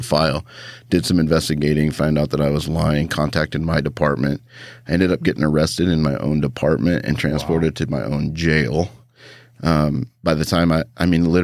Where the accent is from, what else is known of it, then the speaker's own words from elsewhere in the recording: Idaho, United States; also born or lived in Japan; I grew up here in Idaho, about 3 hours away from Boise in a small town